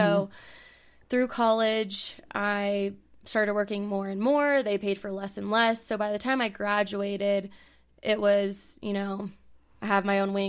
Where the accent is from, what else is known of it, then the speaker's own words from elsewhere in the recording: California, United States; moved away as an adult; also born or lived in Texas; now in Colorado, United States; I grew up in California, went to college in Texas for 4 years, and then almost directly moved out here.